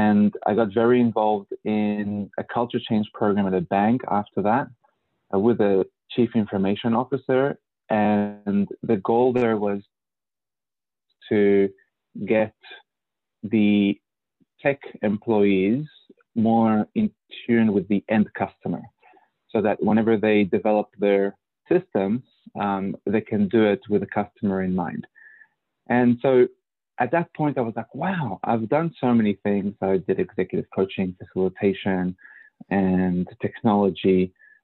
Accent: Mexico; moved away as an adult; also born or lived in Australia; now in California, United States; I'm Australian by choice, meaning that I grew up mostly in Mexico and Australia, and I went to Australia when I was 21.

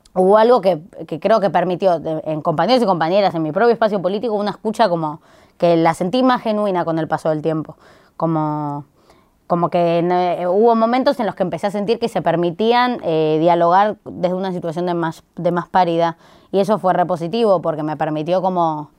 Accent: Buenos Aires, Argentina; como porteños y porteñas

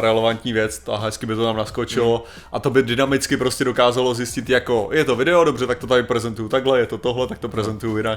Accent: Czechia; já jako Čech

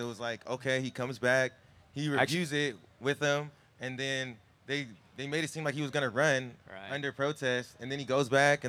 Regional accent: Riverside, California, United States; We from Cali boys too. Riverside.

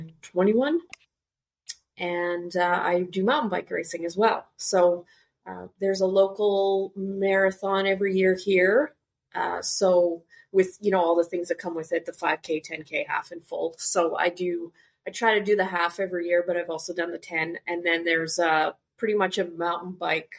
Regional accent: Canada; moved away as an adult; now in Curaçao; I was born and raised in Canada, but moved to Curaçao

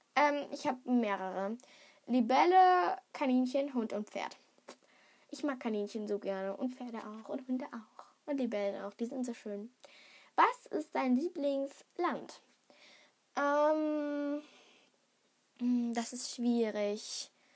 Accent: Germany; ich bin in Deutschland geboren

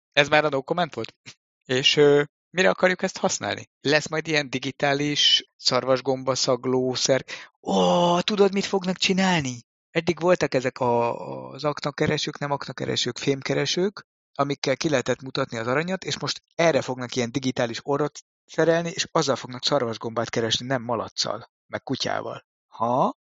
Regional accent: Hungary

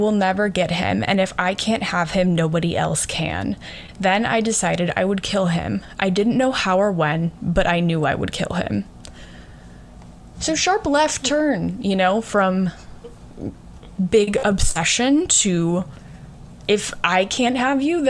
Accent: United States; I'm American first and foremost, and then I have ancestors from Lithuania

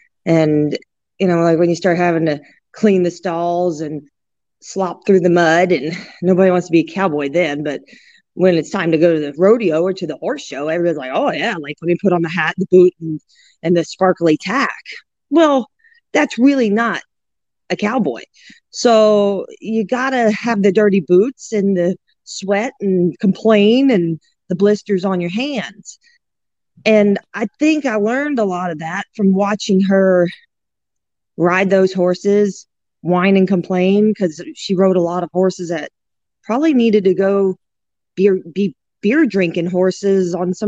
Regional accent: New Orleans, Louisiana, United States; And I grew up just in the outskirts of New Orleans. I was born in New Orleans, Louisiana.

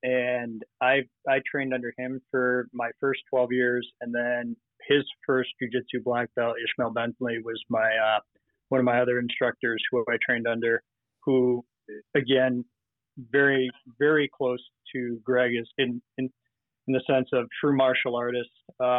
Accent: Minneapolis, Minnesota, United States; now in New York, United States; So I came from Minneapolis about 5 years ago to the great state of New York.

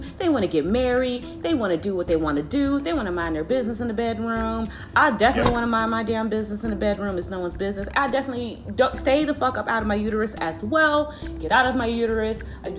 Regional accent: Chicago, Illinois, United States; And I'm from Chicago

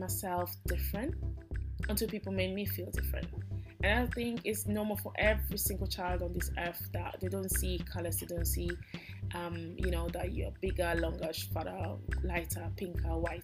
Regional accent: Italy; English is a second language; I was born in Italy. I eat and breathe and walk and talk and do everything in Italy as an Italian

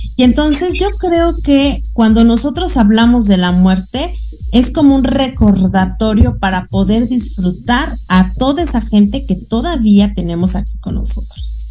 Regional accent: Mexico

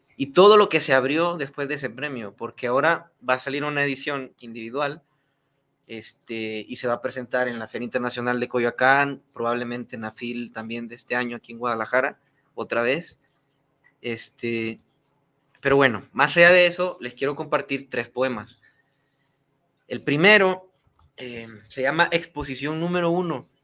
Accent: Honduras; moved away as an adult; now in Mexico; soy de Honduras

